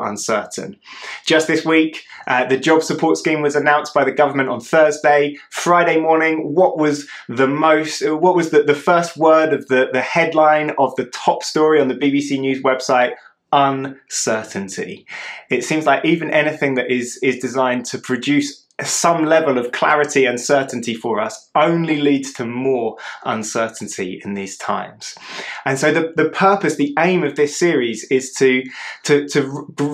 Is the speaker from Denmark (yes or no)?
no; United Kingdom; I'm British